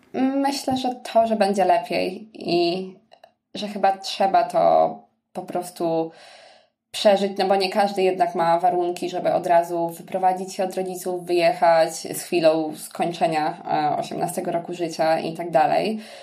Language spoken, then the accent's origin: Polish; Sierpc, Masovian Voivodeship, Poland; moved away; also born or lived in Poznań; pochodzę z sierpca